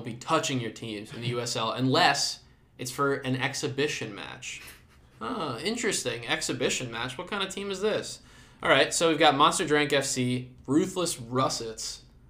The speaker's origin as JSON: {"language": "English", "country": "Australia", "said": "given we're from Australia."}